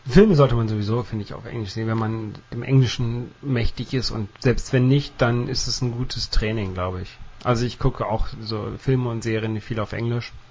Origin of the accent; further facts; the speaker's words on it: Netherlands; Ich liebe Goal, ich bin Holländer.